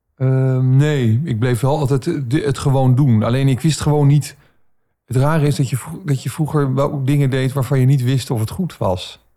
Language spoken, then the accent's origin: Dutch; Baarn, Utrecht, Netherlands; Ik zeg, ja, uit Baren.